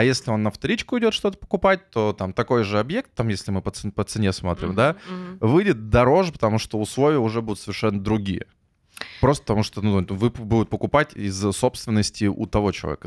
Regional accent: Yekaterinburg, Sverdlovsk Oblast, Russia; now in Saint Petersburg, Russia; Я простой мужик из Екатеринбурга

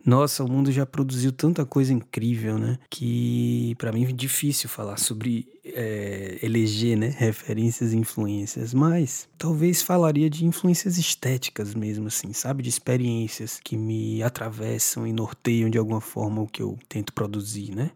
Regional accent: Salvador, Bahia, Brazil; now in São Paulo, Brazil; Eu nasci em Salvador e estou vivendo em São Paulo

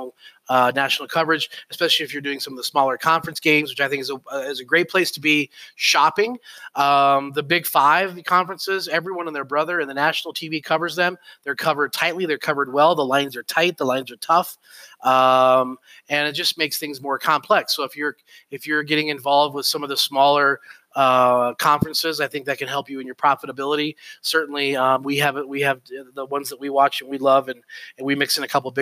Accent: Colorado, United States; I grew up in Colorado

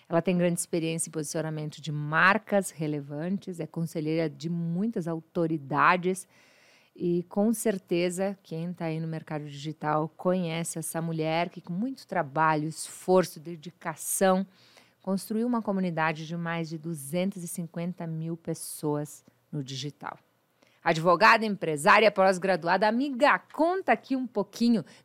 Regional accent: Uberlândia, Minas Gerais, Brazil; moved away; eu sou de Minas Gerais, Uberlândia, Minas

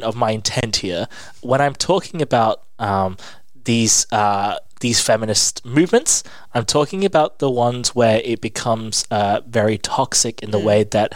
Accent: England, United Kingdom; also born or lived in Ireland; I grew up in England

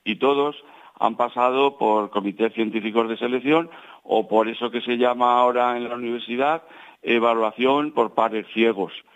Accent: Campillo de Altobuey, Castilla-La Mancha, Spain; Campillo es mi pueblo, es el pueblo de mi familia

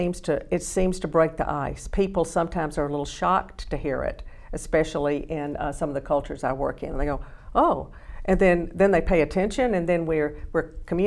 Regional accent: Alabama, United States; accent: Southern; I come from Alabama, not with a banjo on my knee, but with a lot of Southern knowledge and Southern-ness

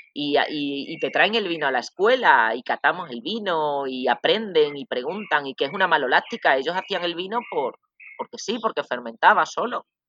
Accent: Extremadura, Spain; moved away as an adult; also born or lived in Badajoz / Dijon, France / Calais, France; now in Costa Rica; de Extremadura, lo repito, para hacer un poco de publicidad de mi tierra.

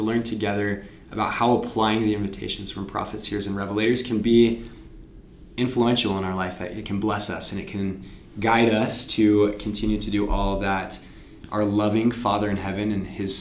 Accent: Tooele, Utah, United States; I'm also from Tooele, which indicates Ashley's from Tooele. We went to high school together.

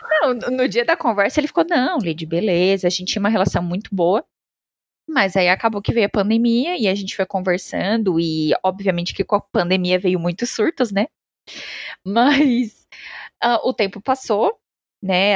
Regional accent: Santa Catarina, Brazil; moved away as an adult; now in São Paulo, Brazil; Eu sou de Santa Catarina, né? Sou do Sul

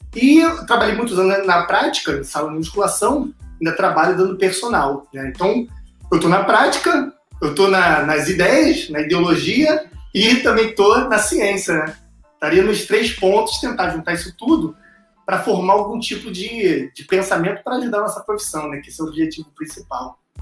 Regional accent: Brazil; a gente, como é brasileiro

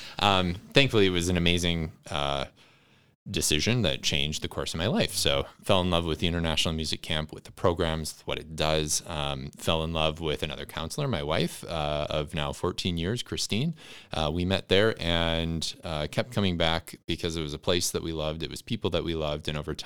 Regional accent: Wisconsin, United States; Yeah, I grew up right at the intersection of rural and urban Wisconsin.

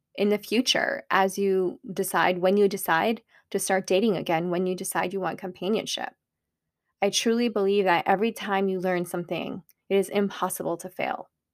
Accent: Pakistan; I'm Pakistani

